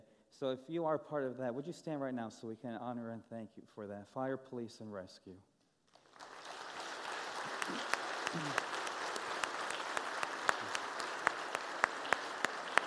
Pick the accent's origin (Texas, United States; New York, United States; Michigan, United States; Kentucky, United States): Michigan, United States; Grand Rapids; now in Nashville, United States; I'm from Nashville, Tennessee, originally from Grand Rapids, Michigan